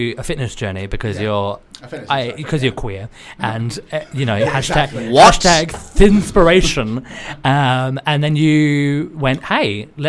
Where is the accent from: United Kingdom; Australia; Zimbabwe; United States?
Australia; I'm Australian.